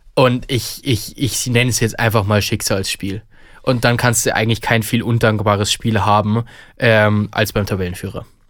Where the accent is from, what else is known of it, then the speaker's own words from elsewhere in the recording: Bavaria, Germany; bei uns in Bayern